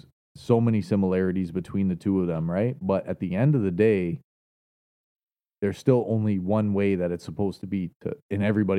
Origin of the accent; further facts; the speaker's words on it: Canada; let's look at it as a Canadian